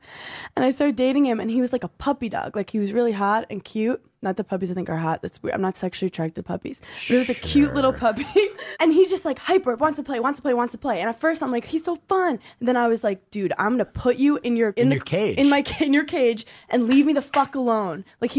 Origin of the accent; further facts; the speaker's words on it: New York City, New York, United States; I grew up in New York City just watching crazy cab drivers.